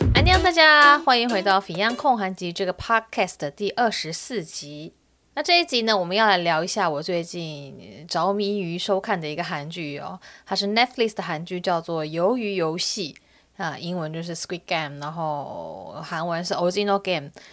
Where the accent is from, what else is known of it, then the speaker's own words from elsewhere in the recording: Taiwan; 因为我是台湾人嘛